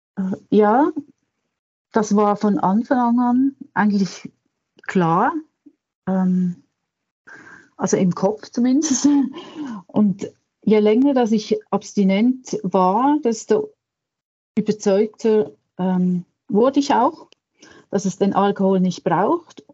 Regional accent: Switzerland; bei uns in der Schweiz

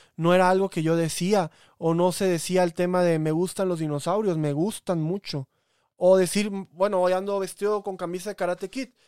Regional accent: Coatzacoalcos, Veracruz, Mexico; moved away; Salma Hayek es de mi ciudad, es el ejemplo de todo porteño de Coatzacoalcos

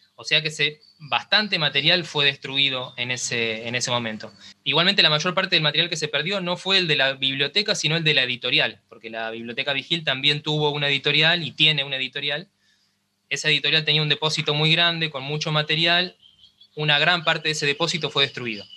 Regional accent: Cañada de Gómez, Santa Fe, Argentina; moved away as an adult; now in Rosario, Argentina; yo soy de Cañada de Gómez, que es una ciudad que está a 70 kilómetros acá de Rosario

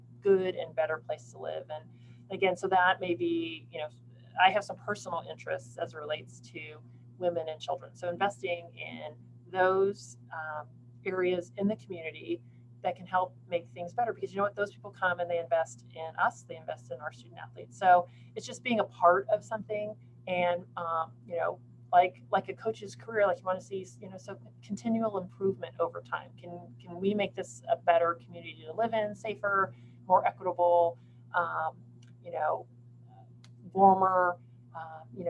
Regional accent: California, United States; moved away; also born or lived in Austin, Texas; growing up in California, like we have a very specific type of Mexican food in California

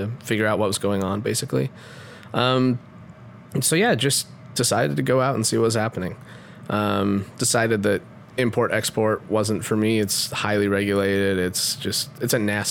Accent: Utah, United States; moved away as an adult; also born or lived in Palo Alto; I grew up in Utah.

